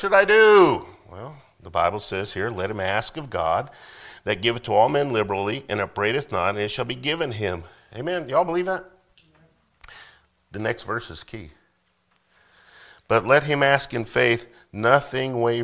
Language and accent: English; Colorado, United States; now in Missouri, United States; I'm from Colorado